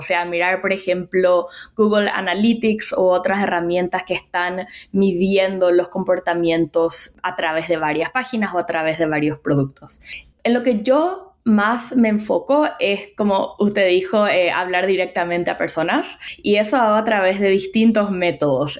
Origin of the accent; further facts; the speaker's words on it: Paraguay; moved away as an adult; also born or lived in United States; now in New York, United States; yo soy de Paraguay